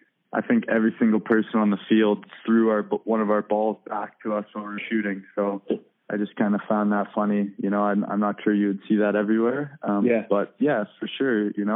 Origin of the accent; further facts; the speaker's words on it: Halifax, Nova Scotia, Canada; moved away as an adult; also born or lived in St. Catharines, Ontario; Growing up in Halifax, you know, as a kid